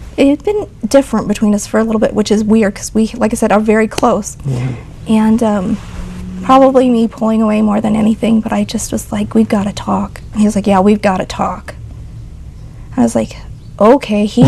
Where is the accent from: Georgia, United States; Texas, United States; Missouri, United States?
Missouri, United States; Joplin; moved away; We're from Joplin, Missouri originally.